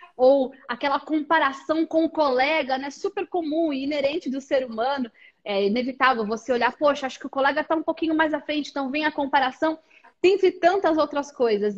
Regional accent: Brazil

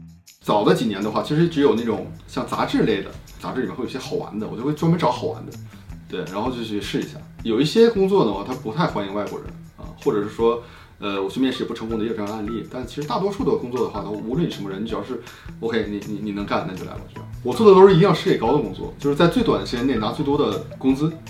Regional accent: Harbin, Heilongjiang, China; moved away as an adult; now in Japan; 我是我是哈尔滨人，说话比较标准啊。

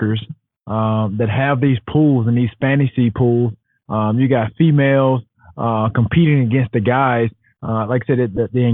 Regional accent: Alexander City, Alabama, United States; Born and raised in Alexander City, Alabama

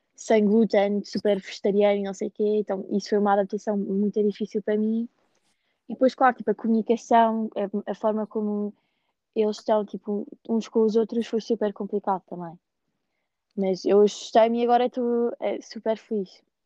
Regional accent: Lisbon, Portugal; moved away as an adult; now in Ohio, United States; eu cresci em Lisboa, tipo, no meio de Lisboa

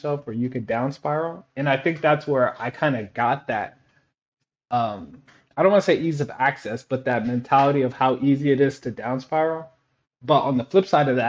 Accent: Odessa, Texas, United States; moved away as an adult; also born or lived in Korea / Germany / Turkey / San Antonio, Texas; Growing up in Odessa, Texas, like Friday Night Lights is a real big ordeal

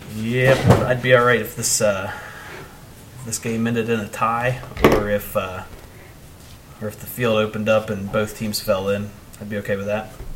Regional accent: St. Louisville, Ohio, United States; also born or lived in Heath / Mount Vernon; I grew up in St. Louisville. Uh, lived there pretty much my whole life, outside of going to Heath for a few years and Mount Vernon for a couple years

